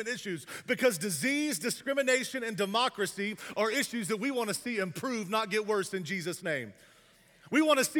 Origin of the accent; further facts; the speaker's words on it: the South, United States; I'm from the South